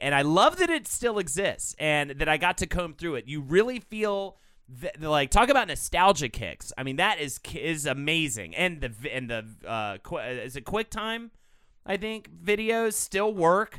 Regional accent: Charlotte, North Carolina, United States; Growing up in Charlotte

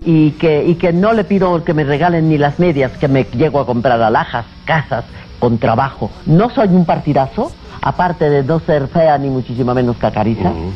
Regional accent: Álamos, Sonora, Mexico; moved away; also born or lived in Guadalajara; Yo he de haber nacido en Sonora, en mi tierra de Álamos, con mis montañas, con mi aire

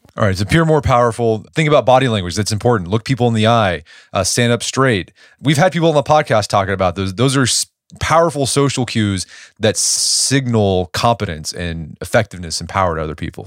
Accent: Oklahoma, United States; I'm from Oklahoma. I went to O U

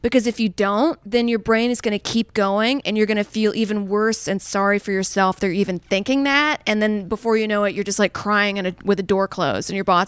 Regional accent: Saudi Arabia; because growing up in Saudi at the time, we just had powdered milk and like no ice cream.

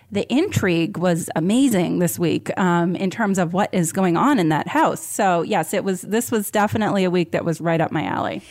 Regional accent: Vermont, United States; I grew up in Vermont.

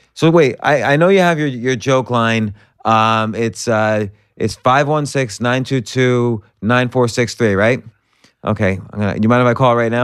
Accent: New Jersey, United States; moved away; also born or lived in New York; I'm from New Jersey and then New York.

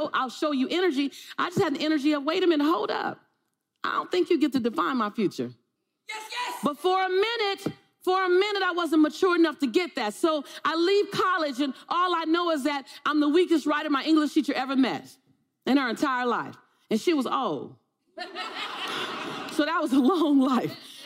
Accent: Los Angeles, California, United States; I'm from South Central

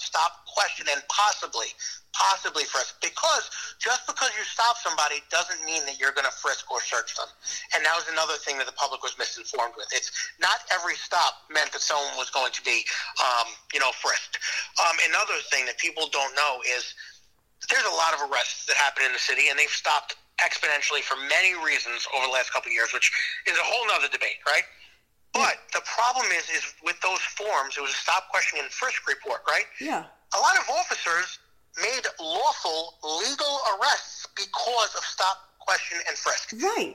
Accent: New York City, New York, United States; I grew up in Staten Island.

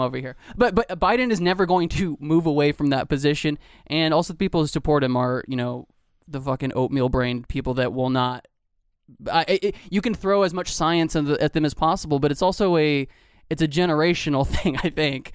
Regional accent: Georgia, United States; I'm from Georgia

